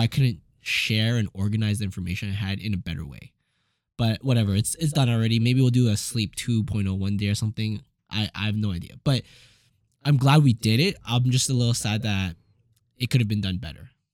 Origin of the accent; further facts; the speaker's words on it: Edmonton, Alberta, Canada; most Asians growing up in Edmonton